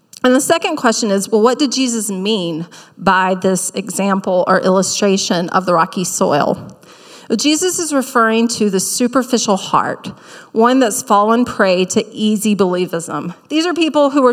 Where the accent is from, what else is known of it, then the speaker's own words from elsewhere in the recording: South Carolina, United States; accent: Southern; moved away; growing up in South Carolina